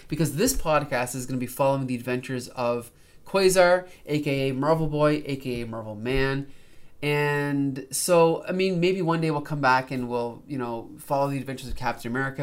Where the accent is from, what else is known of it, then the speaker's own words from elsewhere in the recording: Canada; as a Canadian